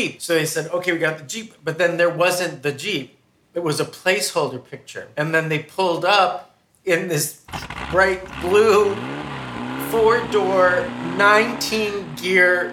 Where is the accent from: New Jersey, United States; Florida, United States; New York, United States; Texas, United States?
New York, United States; moved away; I'm from New York